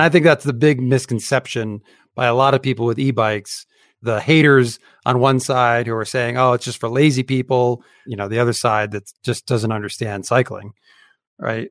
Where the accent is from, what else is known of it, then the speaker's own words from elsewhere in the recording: Utah, United States; my home state